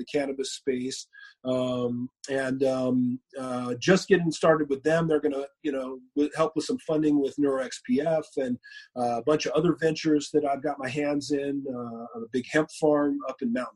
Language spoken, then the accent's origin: English; Moreno Valley, California, United States; I helped a marijuana dispensary group get licensing in my hometown. They were looking for licensing in Southern California, and my hometown was coming up.